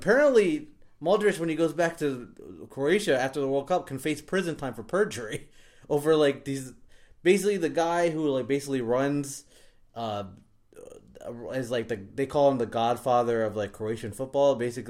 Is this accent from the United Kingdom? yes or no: yes; England, United Kingdom; But yeah, whatever. I'm not English anymore, so whatever.